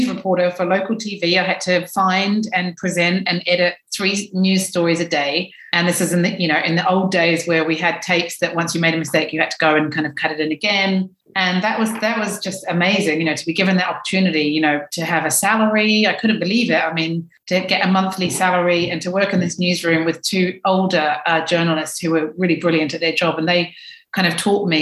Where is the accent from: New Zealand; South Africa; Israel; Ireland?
New Zealand; Dunedin, Otago; moved away as an adult; now in London, United Kingdom; my hometown in New Zealand